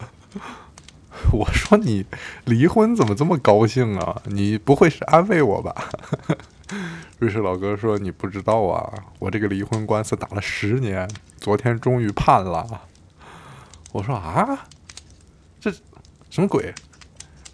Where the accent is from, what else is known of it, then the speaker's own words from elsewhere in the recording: China; moved away as an adult; also born or lived in Beijing; now in Berlin, Germany; 我们是中国的